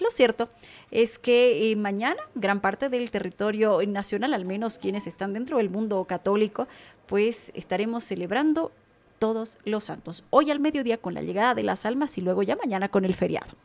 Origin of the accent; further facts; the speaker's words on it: Tarija, Bolivia; Yo que vengo de Tarija